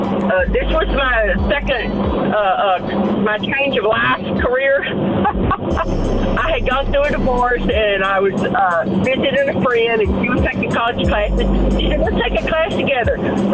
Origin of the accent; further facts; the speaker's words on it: Texas, United States; accent: Texas; because I had taken foreign languages, and my Texas accent messed up German and French.